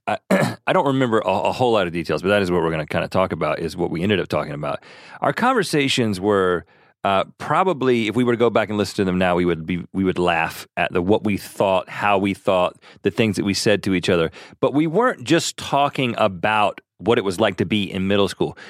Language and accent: English; Buies Creek, North Carolina, United States; also born or lived in Thousand Oaks, California; we grew up in Bowie's Creek, North Carolina